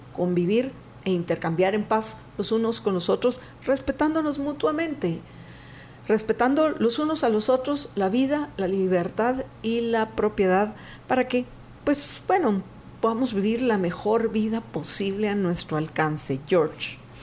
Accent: Guatemala; nos deleita a los guatemaltecos

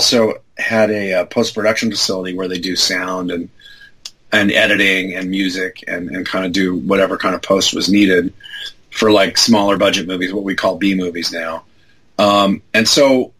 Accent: Los Angeles, California, United States; I grew up in L.A. So I grew up in Van Nuys

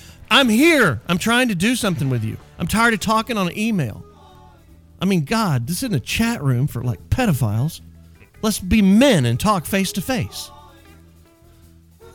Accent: Dallas, Texas, United States; also born or lived in Wichita Falls, Texas; I was from Dallas

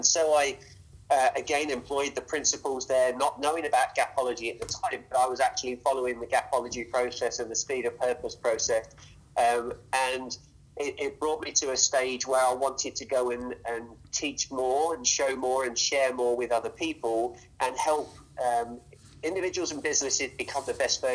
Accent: England, United Kingdom; moved away as an adult; now in United States; originally I'm from England.

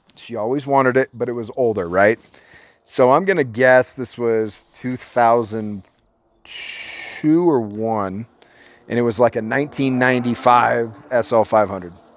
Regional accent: Orange County, California, United States; we're from Orange County

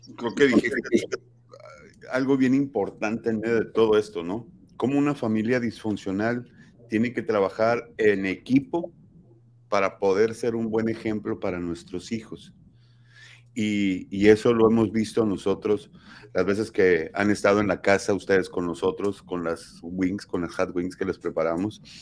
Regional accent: Sonora, Mexico; y lo dije como sonorense

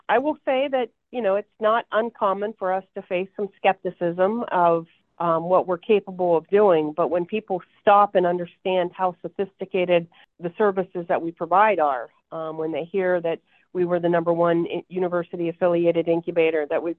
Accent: Appalachia, United States; accent: southern; But when I was going to college at Kent State, my roommate who was from Cleveland laughed at my southern accent.

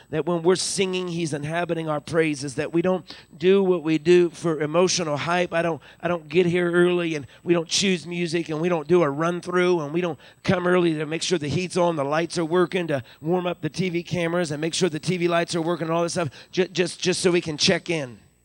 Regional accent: Deep Creek, Maryland, United States; now in Uniontown, United States; I grew up when I was real little in the McHenry United Methodist Church in Deep Creek, Maryland.

